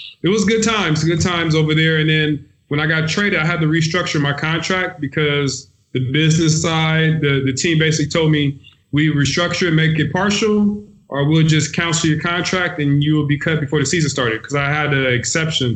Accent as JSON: {"language": "English", "town": "Compton", "region": "California", "country": "United States", "tie": "born or raised there", "also_born_or_lived": "Long Beach, California / Seattle, Washington", "moved": "as an adult", "lives_now": "Italy", "said": "I'm from Compton, California. I went to Dominguez High School."}